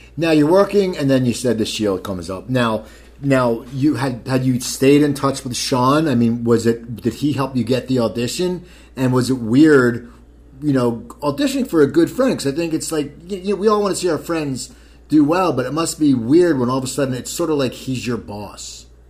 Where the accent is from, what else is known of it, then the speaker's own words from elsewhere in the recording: Cherry Hill, New Jersey, United States; now in Los Angeles, United States; my hometown, Cherry Hill, New Jersey